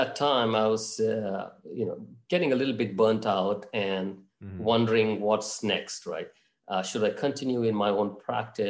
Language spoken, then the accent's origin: English; Mangalore, Karnataka, India; moved away as an adult; also born or lived in Bangalore; now in Miami, United States; My hometown is actually Mangalore